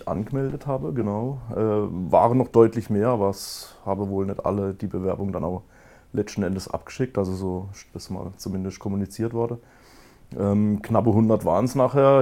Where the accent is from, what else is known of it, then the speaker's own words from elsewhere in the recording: Kappelrodeck, Baden-Württemberg, Germany; in Kabelrode, wo ich herkomme, wir haben da 6000 Einwohner